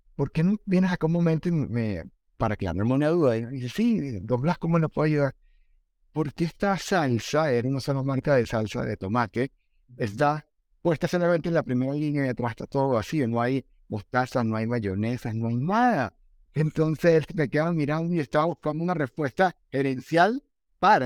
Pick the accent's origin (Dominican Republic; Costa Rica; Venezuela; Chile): Venezuela; now in Colombia; mi país de origen, Venezuela